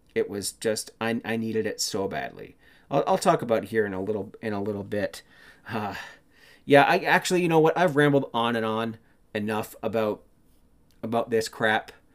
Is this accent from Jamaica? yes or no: no; Canada; I'm Canadian